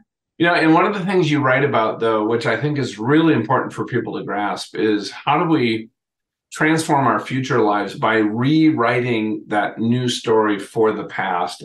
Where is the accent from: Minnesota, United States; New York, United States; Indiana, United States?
Minnesota, United States; I grew up in Minnesota